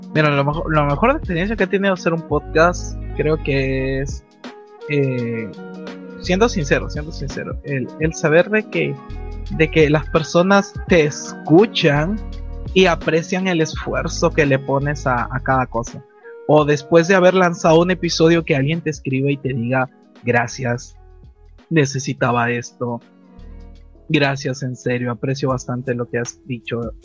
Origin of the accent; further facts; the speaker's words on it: Peru; yo soy de Perú